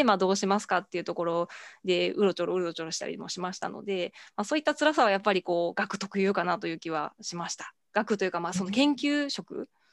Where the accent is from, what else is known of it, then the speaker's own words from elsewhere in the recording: Amagasaki, Hyogo, Japan; 兵庫県出身ですが、あの尼崎兵庫県尼崎市というところ出身でして